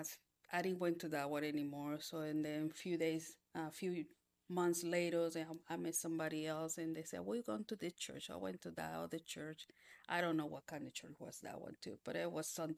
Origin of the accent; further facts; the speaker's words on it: Panama; moved away; I was born in Panama.